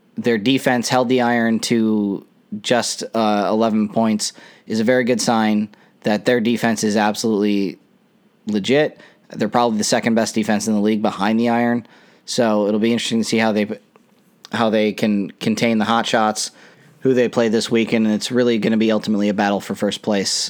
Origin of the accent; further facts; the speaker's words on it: Chicago, Illinois, United States; now in Florida, United States; I'm from Chicago